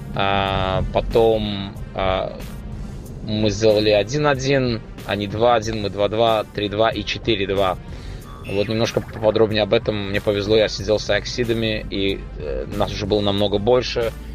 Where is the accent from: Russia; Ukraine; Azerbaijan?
Azerbaijan; Baku; я, я из Баку